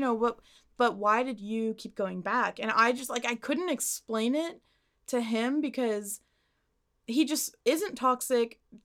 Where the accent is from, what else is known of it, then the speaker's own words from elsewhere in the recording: Arlington, United States; I got to my hometown